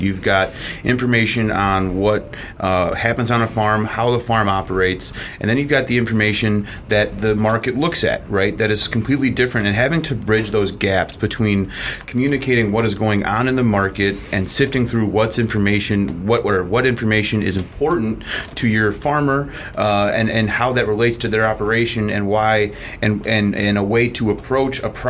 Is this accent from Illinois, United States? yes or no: yes; McHenry, Illinois, United States; it actually happens to be where I grew up in McHenry